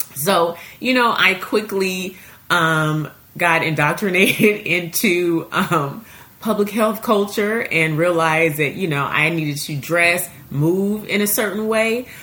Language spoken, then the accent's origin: English; Seattle, Washington, United States; I grew up in Seattle, Washington